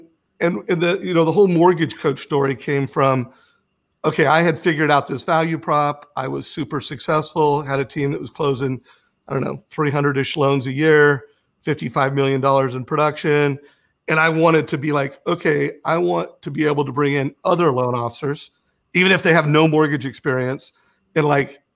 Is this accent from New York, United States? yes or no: no; Huntington Beach, California, United States; I grew up in Huntington Beach